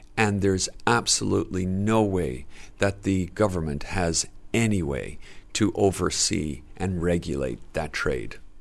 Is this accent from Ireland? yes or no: yes; Dublin, Leinster, Ireland; growing up in Dublin in the seventies and eighties